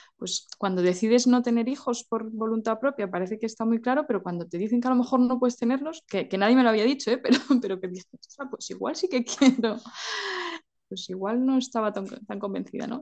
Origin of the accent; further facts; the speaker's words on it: a village in León, Castile and León, Spain; soy de un pueblo de León que se llama Tabullo del Monte, muy chiquitito